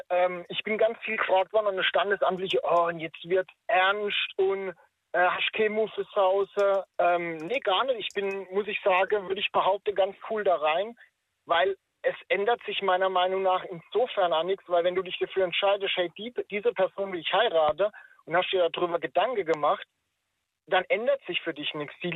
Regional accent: Baden-Württemberg, Germany

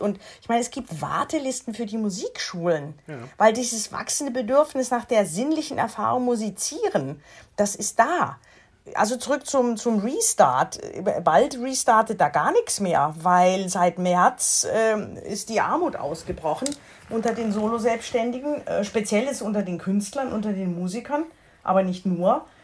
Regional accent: foot of the Black Forest, Baden-Württemberg, Germany; Ich bin ja am Fuße des Schwarzwaldes aufgewachsen.

